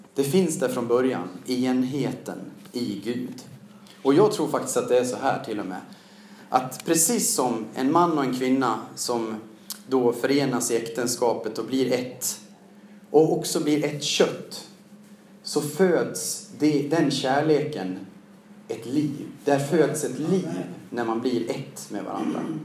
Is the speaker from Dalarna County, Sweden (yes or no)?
yes; Siljansnäs, Dalarna County, Sweden; born or raised there; also born or lived in Mora; now in Stockholm, Sweden